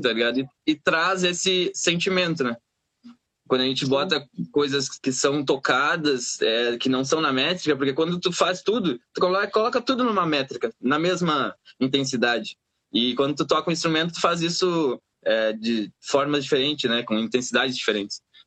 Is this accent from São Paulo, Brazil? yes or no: no; Pelotas, Rio Grande do Sul, Brazil; moved away; Templo das Águas era um local na colônia onde eu fui criado